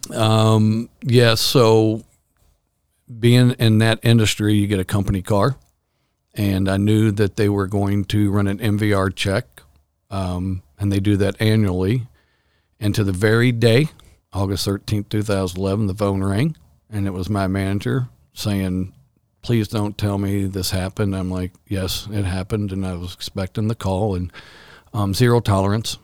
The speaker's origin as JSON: {"language": "English", "town": "Louisville", "region": "Kentucky", "country": "United States", "tie": "born or raised there", "also_born_or_lived": "Lexington, Kentucky", "said": "We all grew up in the East End of Louisville."}